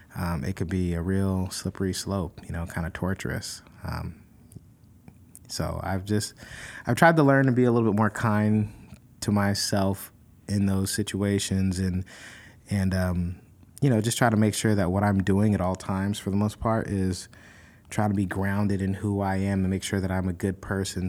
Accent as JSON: {"language": "English", "region": "California", "country": "United States", "said": "California, my home state"}